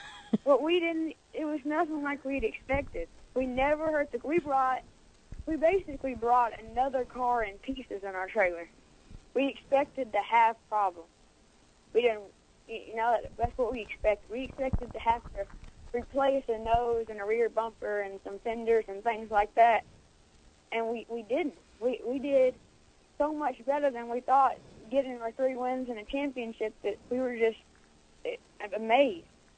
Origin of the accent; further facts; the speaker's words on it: Brentwood, Tennessee, United States; Brentwood, Tennessee.